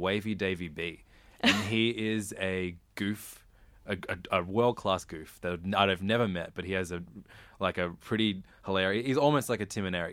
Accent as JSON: {"language": "English", "town": "Sydney", "region": "New South Wales", "country": "Australia", "tie": "born or raised there", "said": "I grew up first in Normanhurst and then in Wirunga, but in between both those suburbs is Hornsby"}